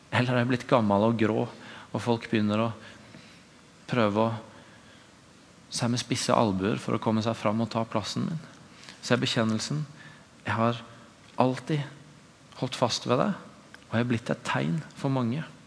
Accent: Tvedestrand, Agder, Norway; moved away; I min egen ordinasjon hjemme i Tvedesand kirke

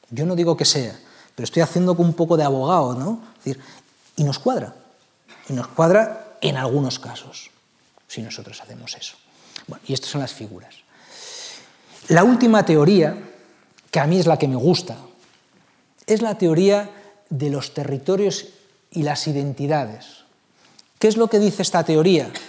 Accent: Bilbao, Basque Country, Spain; born there; yo nací en Bilbao

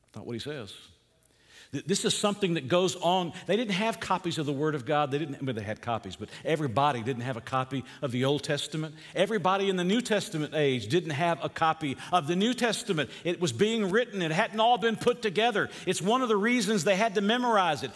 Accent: Georgia, United States; moved away; Where I grew up in Georgia

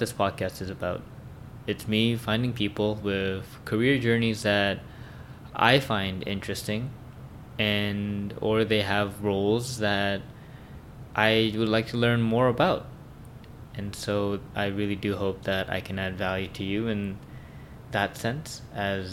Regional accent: Vancouver, British Columbia, Canada; born or raised there

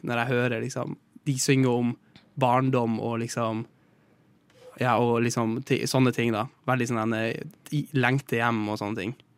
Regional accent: Northern Norway, Norway; vi i Nord-Norge

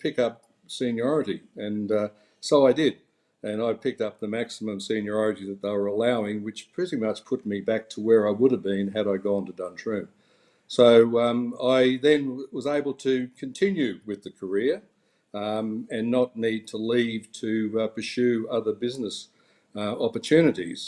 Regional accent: Lockyer Valley, Queensland, Australia; also born or lived in Toowoomba; I grew up in the Lockyer Valley in Queensland, which is a small crop agricultural area.

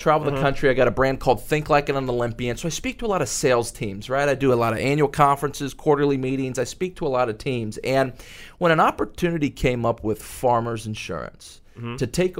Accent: Dallas-Fort Worth metroplex, Texas, United States; I grew up in the Dallas-Fort Worth metroplex

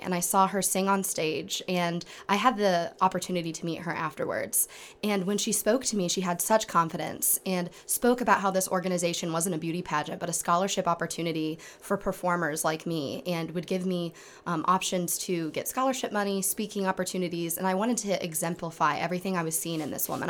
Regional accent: Kendallville, Indiana, United States; I come from Kendaville, Indiana, which is not far from Angola

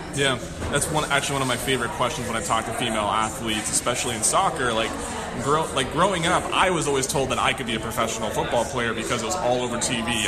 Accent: the Northwest, Pacific Northwest, United States; I am from the Northwest

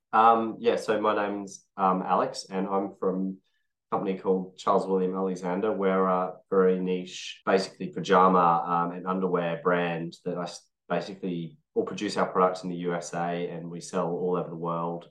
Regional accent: Australia; I'm being Australian

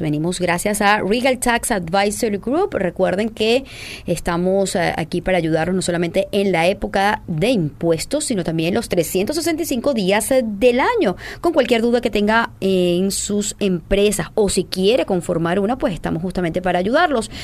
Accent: Venezuela; nosotros los venezolanos

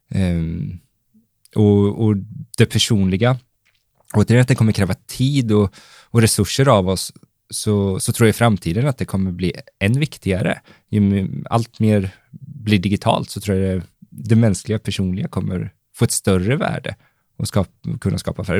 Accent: Valdemarsvik, Östergötland, Sweden; jag började skapa lite egengjorda annonser som jag sprang och lappade bilar med hemma i Valdemarsvik

